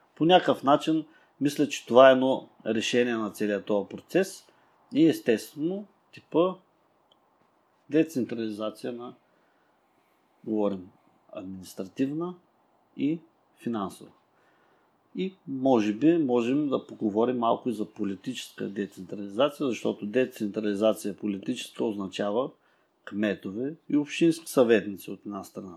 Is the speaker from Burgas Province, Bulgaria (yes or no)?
yes; Burgas, Burgas Province, Bulgaria; ние сме от Бургас